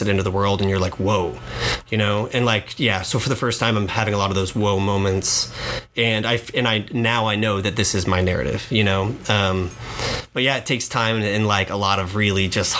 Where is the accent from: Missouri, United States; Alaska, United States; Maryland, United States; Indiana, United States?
Indiana, United States; moved away as an adult; also born or lived in New York; now in Miami, United States; I grew up in Indianapolis, Indiana. I actually grew up outside of Indiana on a farm in Bartersville, Indiana